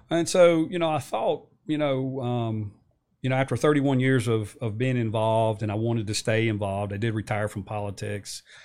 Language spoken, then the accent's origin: English; New River Valley, Virginia, United States; born and raised in New River Valley, went into the Army, uh, came back